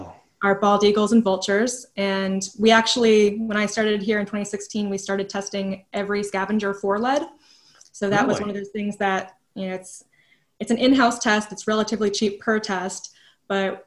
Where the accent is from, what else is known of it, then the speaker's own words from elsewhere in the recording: New Jersey, United States; moved away as an adult; now in Virginia, United States; I'm not from here or anything. I'm originally from New Jersey. So it was my first time living in Virginia, and I pretty much just moved here for the job